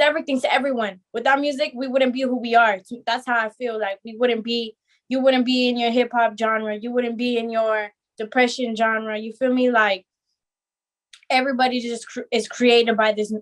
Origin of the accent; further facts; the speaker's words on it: Azusa, California, United States; I always lived here in California. I grew up and right here in SGV, Azusa